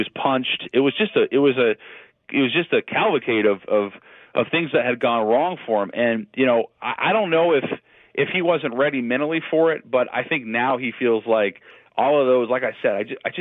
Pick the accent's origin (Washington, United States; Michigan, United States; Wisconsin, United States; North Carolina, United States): Washington, United States; Seattle; I grew up listening to 710. You know, I'm from Seattle